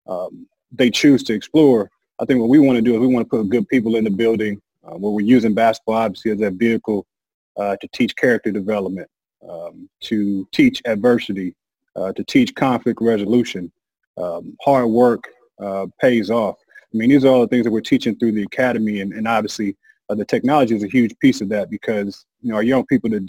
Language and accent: English; St. Louis, Missouri, United States; I'm from St. Louis